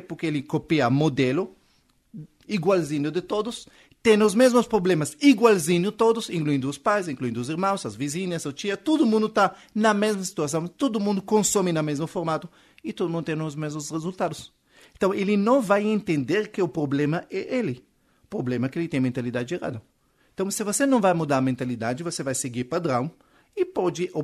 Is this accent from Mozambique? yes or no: no; Israel; Portuguese is a second language; moved away as an adult; now in Brazil; eu sou israelense, esse sotaque que você está ouvindo não é da Bahia